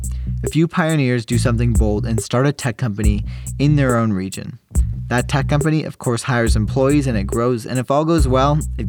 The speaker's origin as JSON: {"language": "English", "town": "New York City", "region": "New York", "country": "United States", "tie": "born or raised there", "also_born_or_lived": "Toronto, Canada", "moved": "yes", "said": "I moved to New York in 2007, and so I essentially grew up there"}